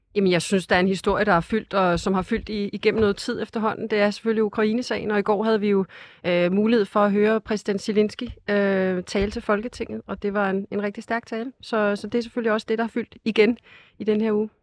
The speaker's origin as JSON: {"language": "Danish", "town": "Hillerød", "region": "Capital Region of Denmark", "country": "Denmark", "said": "jeg kommer selv fra Hillerød, hvor vi har ret mange forskellige også øh, frie skoler"}